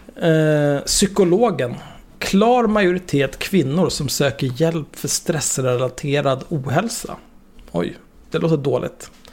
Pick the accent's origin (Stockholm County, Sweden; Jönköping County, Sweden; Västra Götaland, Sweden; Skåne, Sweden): Stockholm County, Sweden; Stockholm; där jag växte upp, eh, Lundagatan 50, vid Zinkensdamm